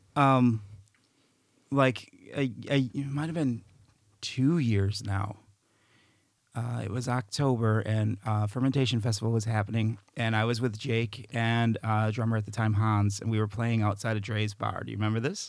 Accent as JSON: {"language": "English", "town": "Chicago", "region": "Illinois", "country": "United States", "said": "I'm from Chicago"}